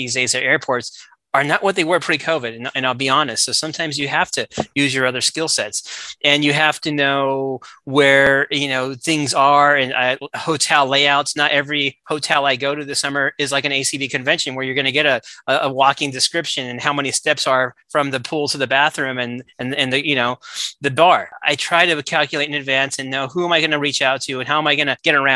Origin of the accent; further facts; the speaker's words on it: Southern California, United States; I grew up in Southern California